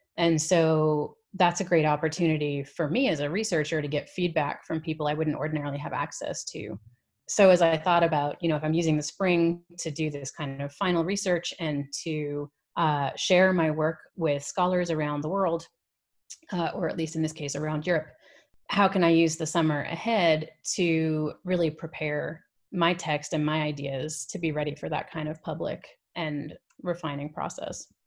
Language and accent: English; New York, United States; accent: American; also born or lived in London, United Kingdom / Canada; I quickly picked up, uh, an American one when we moved to New York, uh, which is where I grew up for the most part